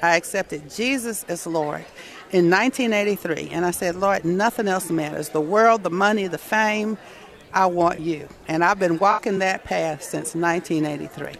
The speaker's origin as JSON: {"language": "English", "town": "Atlanta", "region": "Georgia", "country": "United States", "tie": "born or raised there", "said": "I was born in Atlanta, Georgia in 1951"}